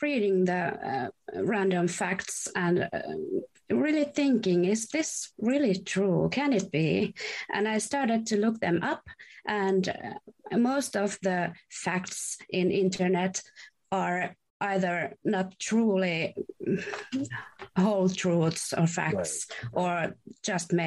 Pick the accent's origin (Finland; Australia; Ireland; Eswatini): Finland; Hyvinkää, Uusimaa; English is a second language; I'm from Hyvinkää, which is pretty close to Helsinki, which is our capital city